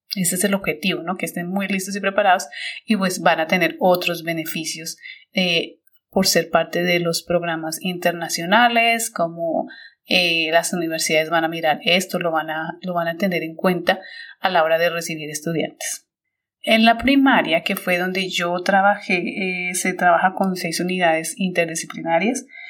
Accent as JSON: {"language": "Spanish", "country": "Colombia", "also_born_or_lived": "United States", "moved": "as an adult", "lives_now": "China", "said": "cuando yo salí de Colombia"}